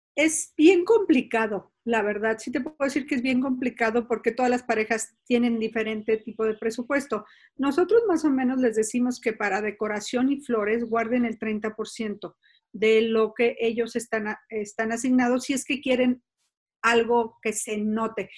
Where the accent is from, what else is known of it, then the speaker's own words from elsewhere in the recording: San Miguel de Allende, Guanajuato, Mexico; moved away as an adult; decidí que quería regresar a San Miguel Allende, donde es mi pueblo